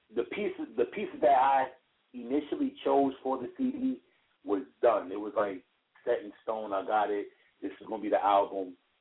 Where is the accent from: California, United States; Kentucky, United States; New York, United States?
New York, United States; New York City; I'm born and raised in Brooklyn